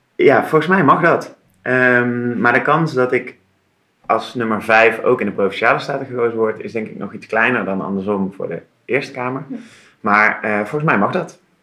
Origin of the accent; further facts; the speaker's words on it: Tilburg, North Brabant, Netherlands; moved away as an adult; now in Utrecht, Netherlands; Ik kom oorspronkelijk uit Tilburg. Daar ben ah. ik eh, geboren en getogen. Dat is misschien in een tongval nog een beetje te herkennen.